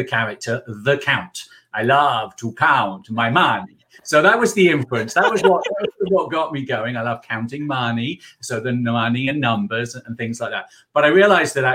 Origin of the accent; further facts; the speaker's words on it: England, United Kingdom; now in South Carolina, United States; We currently reside in South Carolina, where we're working with some clients, but you can guess from my accent that I'm from England